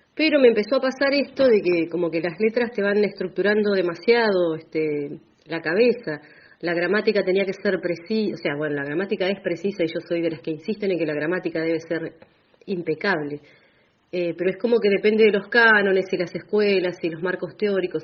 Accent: Bahía Blanca, Buenos Aires Province, Argentina; moved away as an adult; now in General Roca, Argentina; nací en Bahía Blanca, pero desde que pisé el valle, que lo pisé por primera vez en 2003, me enamoré y bueno, dije, acá quiero echar raíces, acá me quedo.

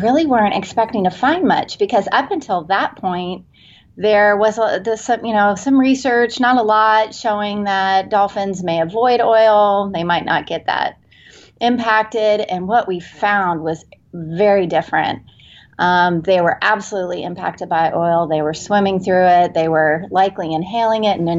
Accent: Cocoa Beach, Florida, United States; now in San Diego, United States; I was born in Cocoa Beach, and it was during the Apollo era, and my father was working for NASA at the time

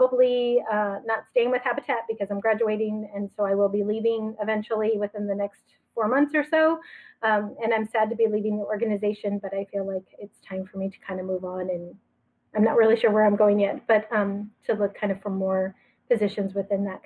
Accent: Pleasanton and San Francisco, California, United States; moved away as an adult; also born or lived in Massachusetts; I grew up in Pleasanton and in San Francisco both

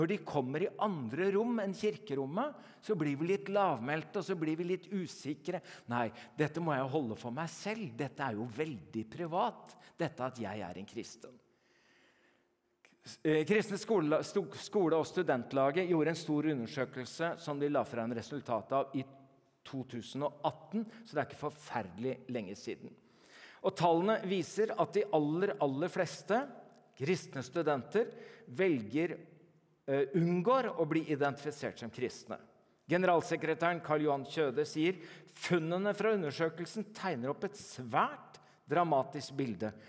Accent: Norway; born there; Så jeg er ikke kristen fordi jeg er født i Norge.

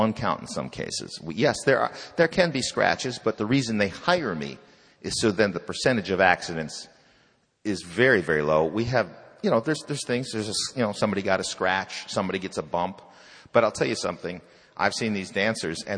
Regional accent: Chicago, Illinois, United States; I grew up in Chicago.

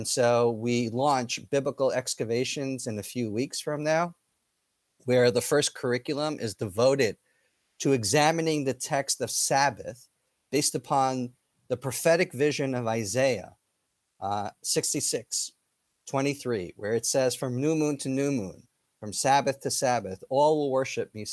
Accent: Israel; And I'm from that nation. I'm from Israel.

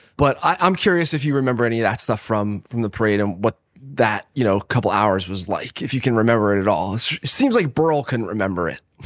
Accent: Catasauqua, Pennsylvania, United States; also born or lived in Philadelphia; I was from Allentown, basically, one of the suburbs of Allentown, Cattasauqua

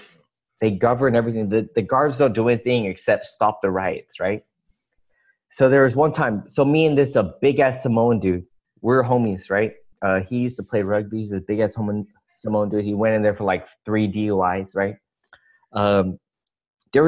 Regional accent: the Bay Area, California, United States; now in Los Angeles, United States; So I grew up in the Bay

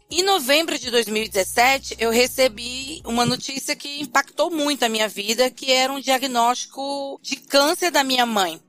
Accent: Fortaleza, Ceará, Brazil; now in São Paulo, Brazil; eu sou de Fortaleza, mas moro em São Paulo.

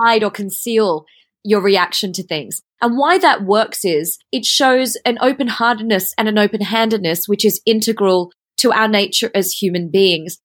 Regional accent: Australia; also born or lived in Switzerland; now in Singapore; I went to study there as a Australian, Asian person in the European environment

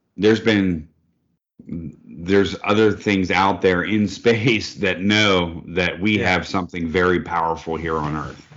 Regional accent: East Coast, United States; I'm from the East Coast

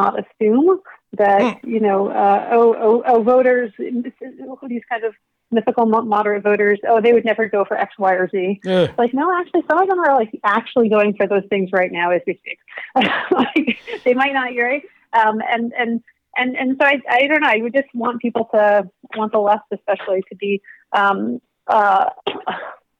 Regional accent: South Dakota, United States; growing up in South Dakota

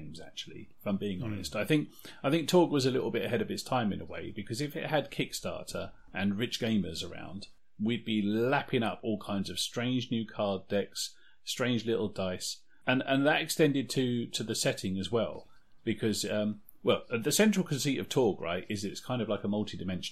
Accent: United Kingdom; we're British

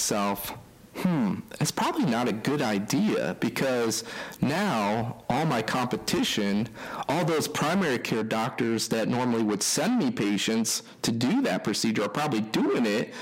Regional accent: East Coast, United States; moved away; I'm from the East Coast

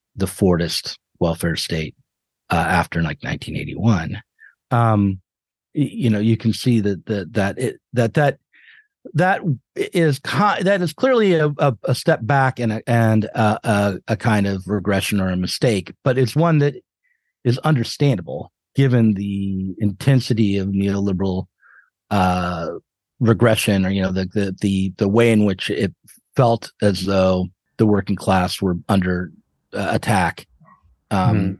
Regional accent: United States; as an American

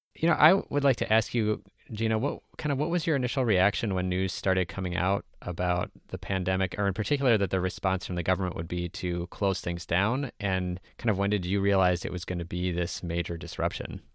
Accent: Minnesota, United States; I'm from Minnesota

